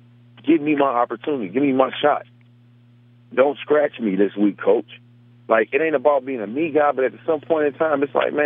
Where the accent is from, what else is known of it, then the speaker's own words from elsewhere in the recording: Cleveland, Ohio, United States; I'm from Cleveland through and through.